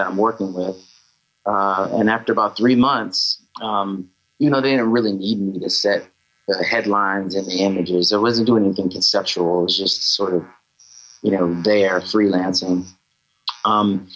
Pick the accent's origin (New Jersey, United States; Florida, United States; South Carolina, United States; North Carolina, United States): South Carolina, United States; moved away; I'm from South Carolina originally.